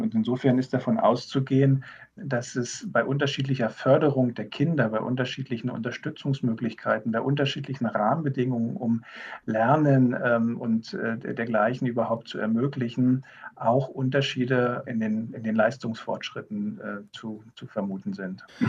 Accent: Havelland, Brandenburg, Germany; bin ich im Havelland geboren und äh, mag diese, diese Region

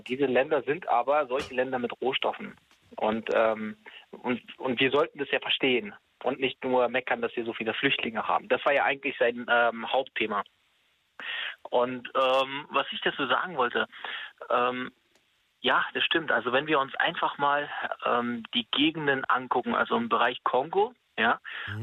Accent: Germany; wir als Deutsche

